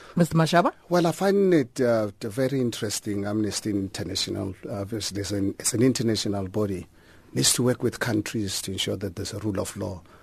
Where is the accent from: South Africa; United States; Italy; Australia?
South Africa; me as a South African